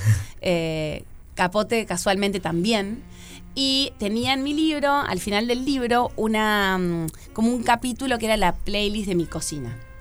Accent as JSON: {"language": "Spanish", "region": "Montevideo", "country": "Uruguay", "said": "soy muy montevideana"}